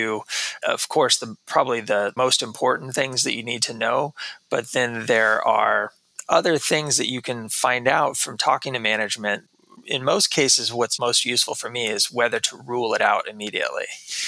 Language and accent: English; Texas, United States; moved away as an adult; also born or lived in New York City; I grew up in Texas most of my life.